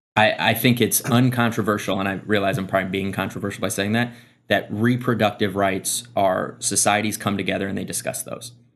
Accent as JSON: {"language": "English", "region": "Midwest", "country": "United States", "tie": "born or raised there", "said": "I grew up in the Midwest"}